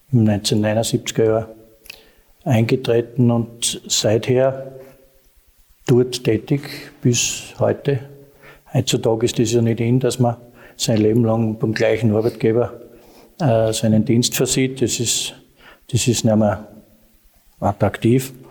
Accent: Bad Mitterndorf, Styria, Austria; also born or lived in Bad Aussee; sind wir gebürtige Ausseher. Ich bin nämlich auch im Landeskrankenhaus geboren äh, und bin eigentlich in Bad Mitterndorf aufgewachsen.

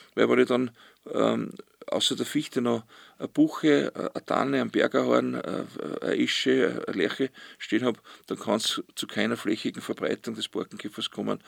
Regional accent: Ausseerland, Styria, Austria; bin ich auf See aufgewachsen

